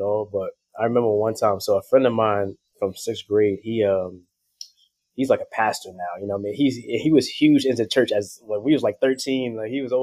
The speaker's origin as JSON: {"language": "English", "town": "New York City", "region": "New York", "country": "United States", "tie": "born or raised there", "said": "I grew up in Harlem, New York City"}